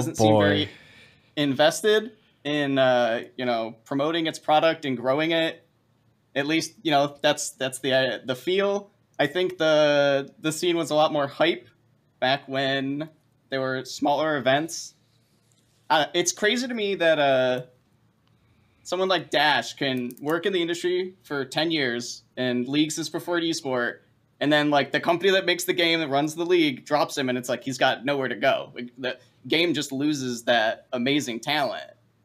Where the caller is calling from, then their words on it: Rochester, New York, United States; Hi, I'm calling from Rochester, New York.